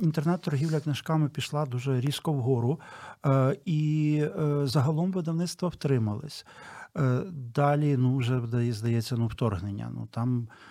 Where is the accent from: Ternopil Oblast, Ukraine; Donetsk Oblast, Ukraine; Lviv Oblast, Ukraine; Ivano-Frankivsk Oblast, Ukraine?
Ternopil Oblast, Ukraine; Ternopil; я сам з Тернополя